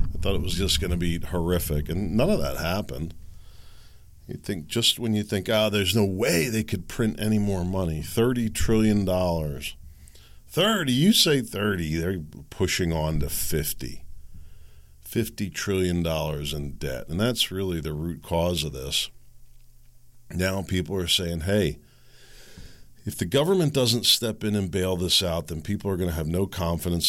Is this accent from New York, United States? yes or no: no; Pennsylvania, United States; growing up in Pennsylvania